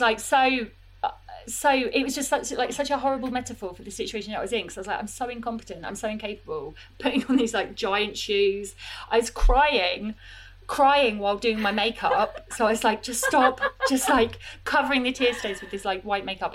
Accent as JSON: {"language": "English", "town": "Croydon", "region": "London", "country": "United Kingdom", "tie": "born or raised there", "lives_now": "southeast London, United Kingdom", "said": "I I am from Croydon, like you say, from Purley in Croydon."}